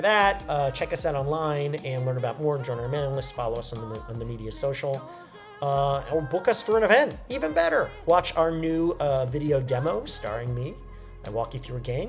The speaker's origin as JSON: {"language": "English", "region": "New York", "country": "United States", "tie": "born or raised there", "moved": "yes", "said": "going back to New York, my hometown"}